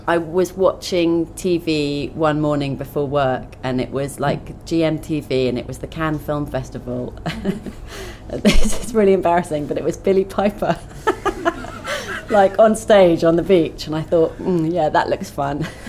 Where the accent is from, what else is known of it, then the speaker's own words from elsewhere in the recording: Twickenham, London, United Kingdom; I grew up in Twickenham